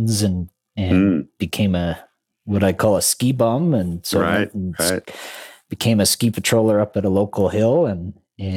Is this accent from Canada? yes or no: yes; Calgary, Alberta, Canada; I was born in Calgary